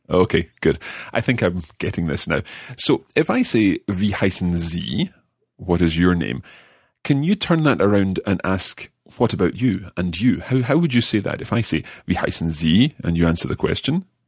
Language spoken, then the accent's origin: English; Scotland, United Kingdom; I don't come from Germany. I come from Scotland.